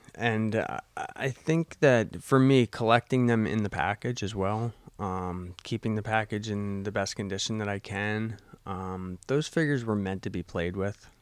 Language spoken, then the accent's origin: English; Rahway, New Jersey, United States; I grew up in Rahway. Um, moved out of Rahway when I was, uh, probably about twelve and, um, made my way up here.